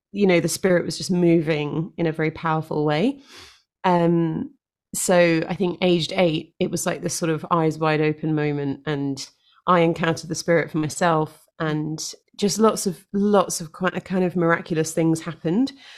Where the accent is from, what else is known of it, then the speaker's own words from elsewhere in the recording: London, United Kingdom; moved away as an adult; now in Devon, United Kingdom; born and raised in London